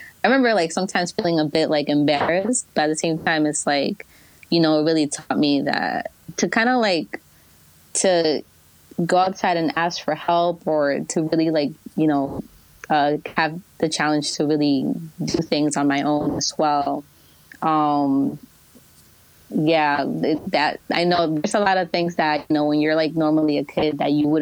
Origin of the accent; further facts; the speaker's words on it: Clifton, New Jersey, United States; first language Spanish; English is a second language; also born or lived in Union City, New Jersey; I initially lived in Union City, which was more of a Hispanic, mm-hmm. you know, area. And then coming here to Clifton